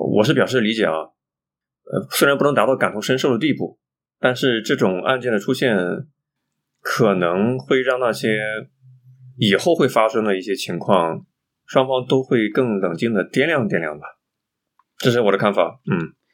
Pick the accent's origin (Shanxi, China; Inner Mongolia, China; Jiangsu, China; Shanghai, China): Jiangsu, China; Xuzhou; 我老家的，像做徐州那一块儿的